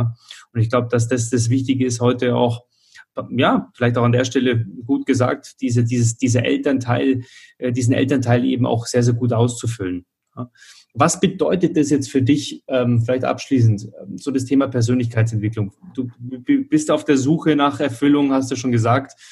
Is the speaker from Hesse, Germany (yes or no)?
no; Munich, Bavaria, Germany; ich komme ja auch aus dem Münchner Süden